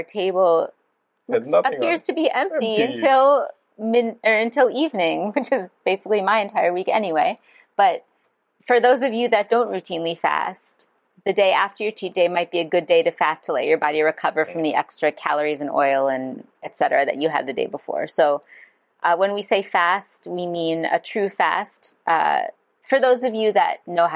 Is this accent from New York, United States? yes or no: no; Maryland, United States; my hometown in Maryland